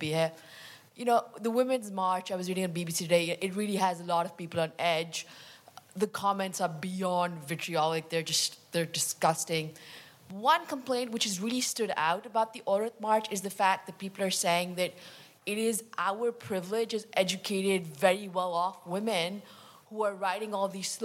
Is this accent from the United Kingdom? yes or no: no; Pakistan; I'm from Pakistan as well.